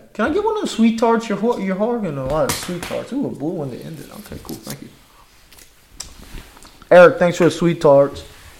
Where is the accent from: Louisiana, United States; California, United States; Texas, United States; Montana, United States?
Louisiana, United States; born or raised there